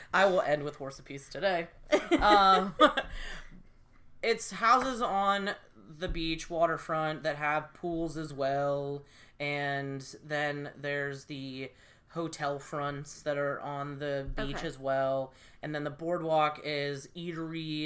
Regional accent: Erie, Pennsylvania, United States; I grew up in Erie, so my parents were like, there's a beach right down the street

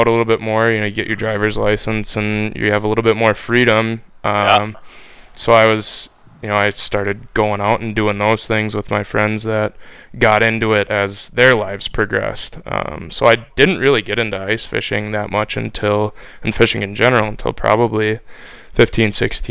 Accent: Duluth, Minnesota, United States; moved away as an adult; also born or lived in Staten Island, New York; I grew up in Duluth. So I'm actually originally from New York. So I lived from 1993 when I was born to 2000, first part of 2001 in New York, in Staten Island, New York. And then 2001, we moved to Duluth

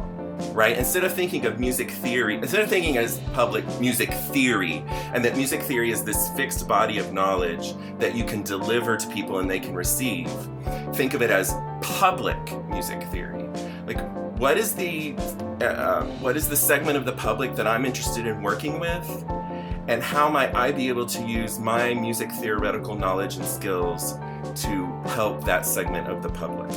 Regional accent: Kentucky, United States; now in South Carolina, United States; in the county I grew up in, that was when you started band

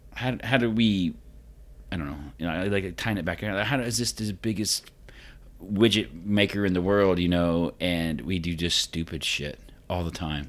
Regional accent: Vincennes, Indiana, United States; I grew up in Vincennes, so, I mean, it wasn't quite like Evansville

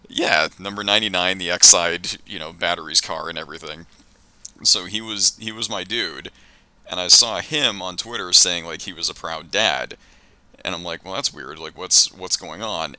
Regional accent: outside of Boston, Massachusetts, United States; I grew up like outside of Boston during like the very end of the Bird and McHale era

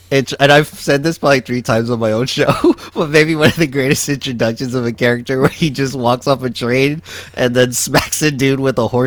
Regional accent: Texas, United States; Well, I grew up reading about this. I'm from

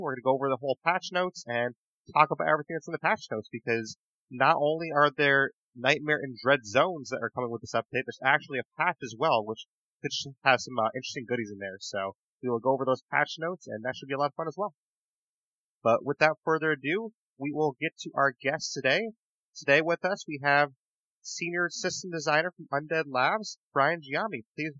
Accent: Plattsburgh, New York, United States; born or raised there

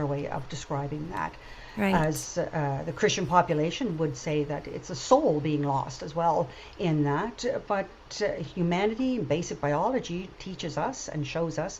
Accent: PEI, Prince Edward Island, Canada; moved away as an adult; also born or lived in Germany; we decided to move back to PEI, where I had grown up

